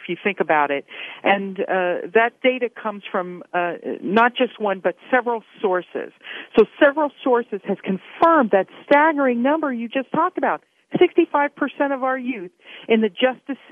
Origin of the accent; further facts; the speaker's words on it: Pittsburgh, Pennsylvania, United States; moved away as an adult; also born or lived in Arizona; I'm originally from Pittsburgh and wanted to come back to Pennsylvania